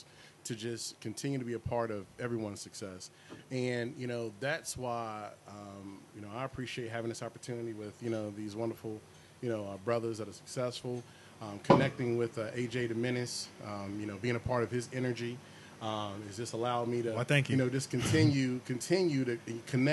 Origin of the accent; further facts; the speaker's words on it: North Carolina, United States; I'm a North Carolina native